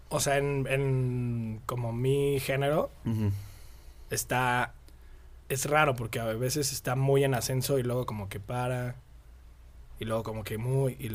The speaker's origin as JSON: {"language": "Spanish", "region": "Mexico City", "country": "Mexico", "tie": "born or raised there", "moved": "yes", "lives_now": "Querétaro, Mexico", "said": "Del DF. Del DF. Nací en el DF, pero llevo aquí como, no sé."}